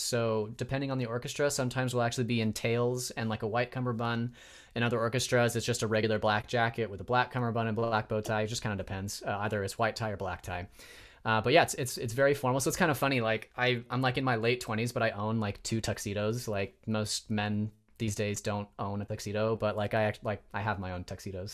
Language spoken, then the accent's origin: English; Spokane, Washington, United States; moved away as an adult; also born or lived in Provo, Utah / Chicago, Illinois; now in Bay Area, United States; I was raised in Spokane, Washington. Um, so I'm kind of a Northwest kid at heart